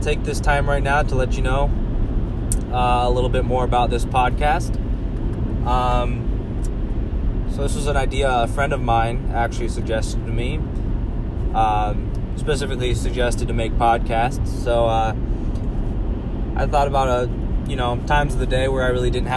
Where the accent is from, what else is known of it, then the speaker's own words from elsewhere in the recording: Omaha, Nebraska, United States; also born or lived in Lincoln, Nebraska; I'm from Omaha, Nebraska.